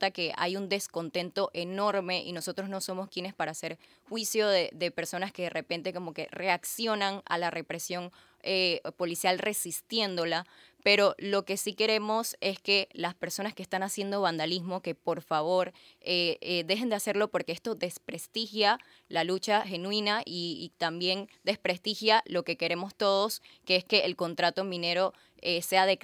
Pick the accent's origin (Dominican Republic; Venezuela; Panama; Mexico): Panama; Y bueno, estamos uniéndonos para que todos eh, como panameños estemos unidos hacia la presidencia protestando en contra del contrato minero.